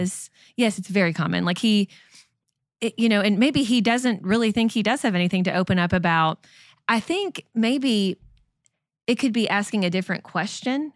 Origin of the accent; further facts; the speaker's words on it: Lexington, Kentucky, United States; I grew up in Lexington, Kentucky, home of the U K Wildcats